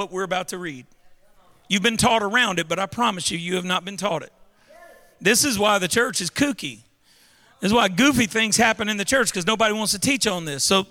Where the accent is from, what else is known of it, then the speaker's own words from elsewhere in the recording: Baton Rouge, Louisiana, United States; I'm from Baton Rouge. We don't speak ancient Greek in Baton Rouge.